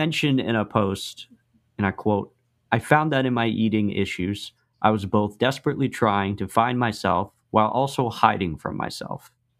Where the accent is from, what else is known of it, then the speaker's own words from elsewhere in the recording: Russia; born there; we can use myself as an example. I was adopted from Russia.